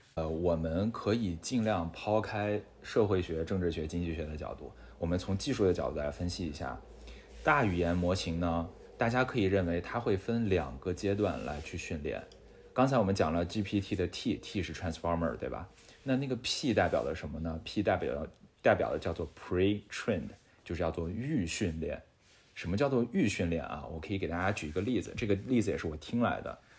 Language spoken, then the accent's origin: Chinese; China; 我们中国人从来在跟随上面，我感觉没有输过